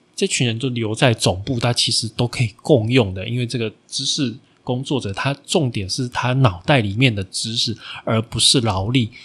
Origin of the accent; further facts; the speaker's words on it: Taiwan; 我们台湾人的观念